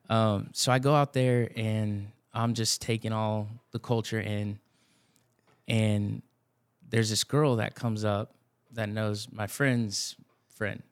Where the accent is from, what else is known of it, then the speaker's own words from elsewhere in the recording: Blanco, Texas, United States; now in San Antonio, United States; I grew up in Blanco, Texas, north